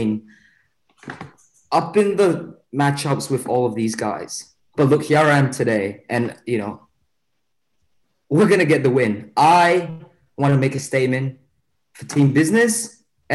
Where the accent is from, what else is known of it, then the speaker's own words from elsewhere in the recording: Malaysia; moved away as an adult; now in Australia; when I came to Australia from Malaysia